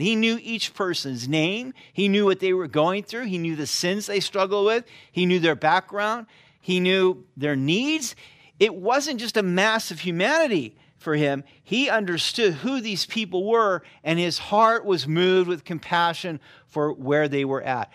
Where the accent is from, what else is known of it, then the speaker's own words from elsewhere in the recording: Sacramento, California, United States; moved away; I grew up in California